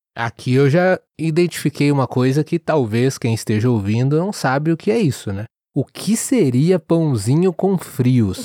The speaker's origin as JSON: {"language": "Portuguese", "region": "interior of São Paulo", "country": "Brazil", "tie": "born or raised there", "also_born_or_lived": "Rio de Janeiro", "said": "eu nasci no Rio de Janeiro, mas eu cresci no interior de São Paulo"}